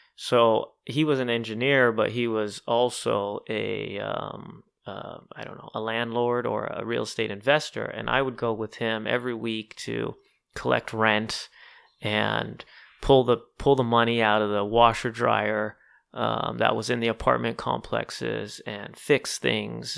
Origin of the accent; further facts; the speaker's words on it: Southern California, United States; I was born and raised in Southern California.